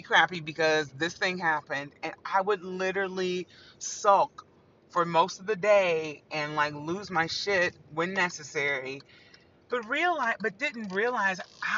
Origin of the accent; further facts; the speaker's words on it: Evansville, Indiana, United States; moved away as an adult; also born or lived in Huntsville; now in New York City, United States; I grew up in Evansville